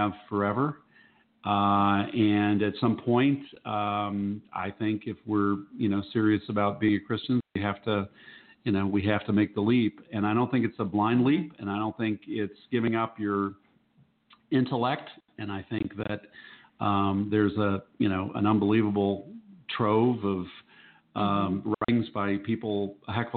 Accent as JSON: {"language": "English", "town": "Cincinnati", "region": "Ohio", "country": "United States", "tie": "born or raised there", "moved": "yes", "said": "my hometown in Cincinnati"}